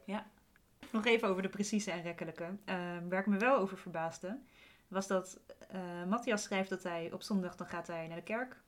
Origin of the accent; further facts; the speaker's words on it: Luttelgeest, Flevoland, Netherlands; moved away; Ik woonde vroeger, ik ben opgegroeid in Luttelgeest.